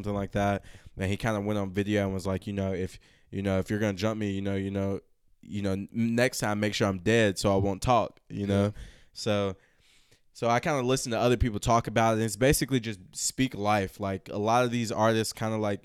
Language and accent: English; Lexington, Kentucky, United States; we're from Lexington, Kentucky, a town that's looked down upon